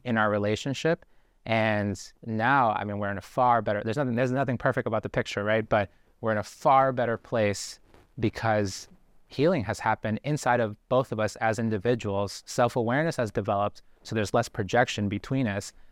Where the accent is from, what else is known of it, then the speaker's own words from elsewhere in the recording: Boston, Massachusetts, United States; also born or lived in Guayaquil, Ecuador; we moved to Boston when I was four years old